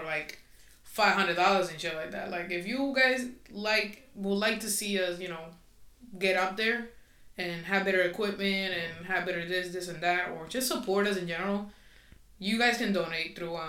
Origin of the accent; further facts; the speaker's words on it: Puerto Rico; English is a second language; moved away; also born or lived in Florida; I'm Spanish. I'm from, soy de Puerto Rico, so it is what it is. So my accent is going to come out sometimes.